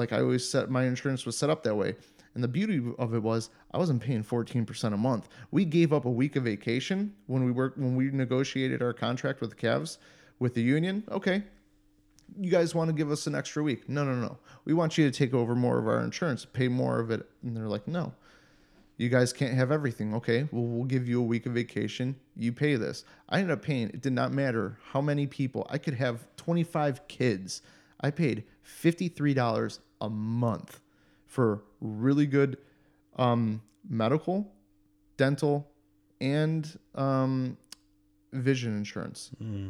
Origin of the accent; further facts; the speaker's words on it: Cleveland, Ohio, United States; moved away as an adult; now in Germany; growing up in the North, like in Cleveland